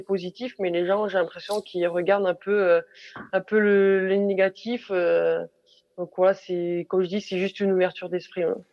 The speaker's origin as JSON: {"language": "French", "country": "France", "said": "nous en tant que Français"}